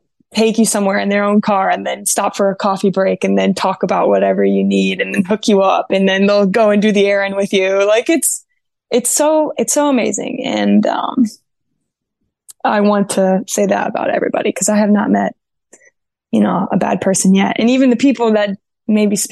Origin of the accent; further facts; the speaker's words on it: Ohio, United States; moved away as an adult; also born or lived in North Carolina, United States / Keflavik, Iceland; now in Sweden; I'm from Ohio, but I was in North Carolina for 7 years